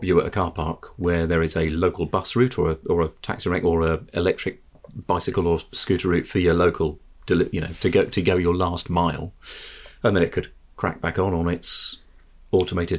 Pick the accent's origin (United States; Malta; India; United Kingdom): United Kingdom; Petersfield, South East England; I grew up in Petersfield on the A3